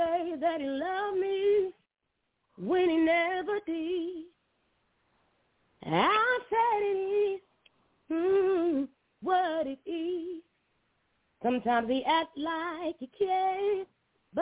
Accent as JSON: {"language": "English", "town": "Lumberton", "region": "Mississippi", "country": "United States", "tie": "born or raised there", "said": "my hometown in Lumberton, Mississippi"}